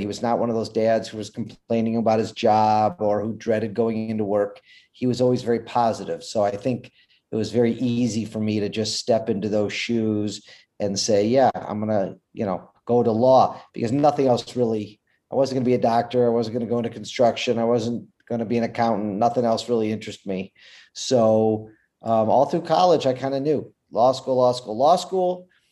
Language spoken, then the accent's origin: English; Detroit, Michigan, United States; I'm from Detroit, Michigan.